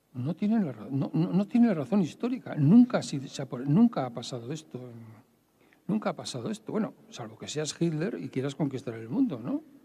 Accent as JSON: {"language": "Spanish", "town": "Bilbao", "region": "Basque Country", "country": "Spain", "said": "yo soy de Bilbao, quede claro, y no soy hijo de notario. Soy de allí."}